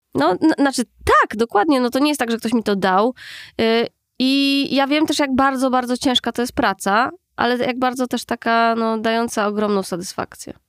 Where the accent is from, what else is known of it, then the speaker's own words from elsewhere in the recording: Warsaw, Masovian Voivodeship, Poland; also born or lived in Austria; w podstawówce u nas w Aninie